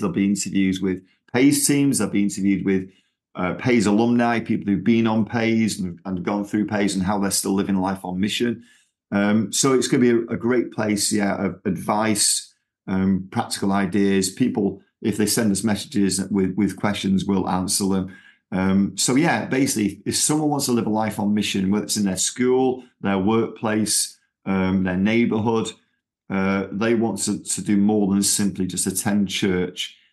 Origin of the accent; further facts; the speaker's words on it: Manchester, North West England, United Kingdom; accent: Manchester; moved away as an adult; now in Texas, United States; I've still got my Manchester accent